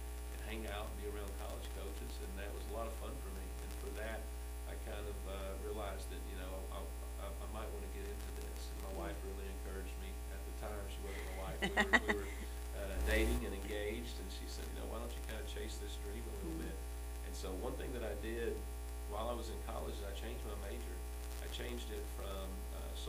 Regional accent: Eastern Kentucky, United States; growing up in Eastern Kentucky

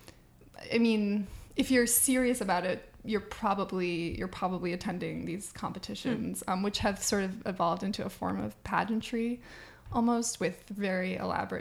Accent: Northampton, Massachusetts, United States; also born or lived in Ireland; In Holyoke, Massachusetts, which is near where I grew up in Northampton, Mass

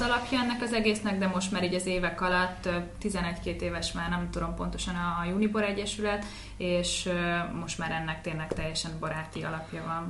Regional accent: Veszprém, Veszprém County, Hungary; moved away as an adult; also born or lived in Budapest; osztálytársak voltunk itt Veszprémbe, a Betési Albert hmm. gimnáziumba

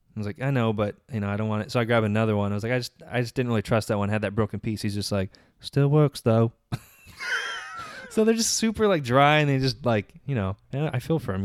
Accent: Menifee, California, United States; I'm from Menifee

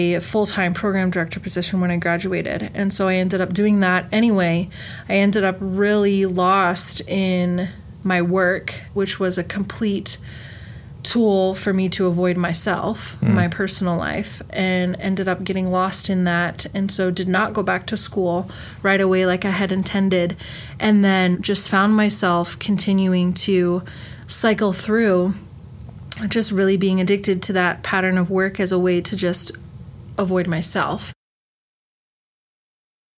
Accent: northeast Ohio, United States; moved away as an adult; also born or lived in Utah; now in Washington, United States; I grew up about 40 miles south of Cleveland, so northeast Ohio

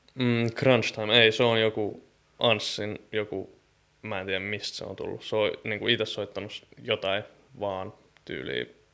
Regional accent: Nummela, Uusimaa, Finland; now in Helsinki, Finland; mä tuun Nummelasta ja Helsingistä

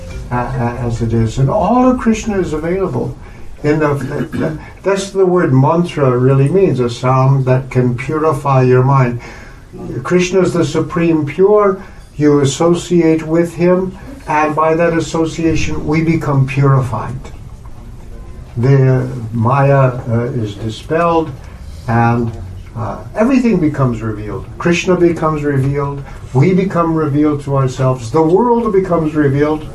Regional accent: United States; I'm an American

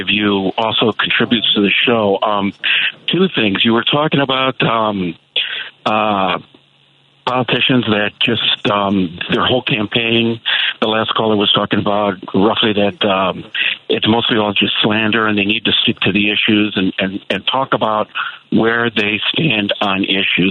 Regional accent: Chicago, Illinois, United States; now in Clearwater, United States; I'm a Chicagoan and I'm a transplant. I'm down here in Clearwater, Florida

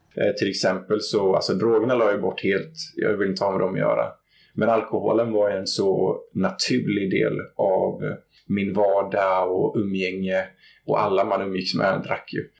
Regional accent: Gothenburg, Västra Götaland, Sweden; jag växte upp i Göteborg i utkanten, ett litet område som heter Gunnilse

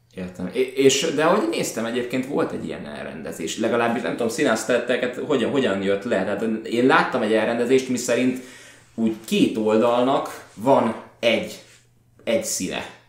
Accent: Budapest, Hungary; jól érezzük magunkat, mint pestiek

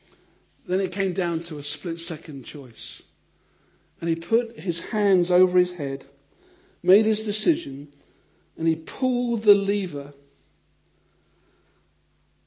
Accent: United Kingdom; because we're British

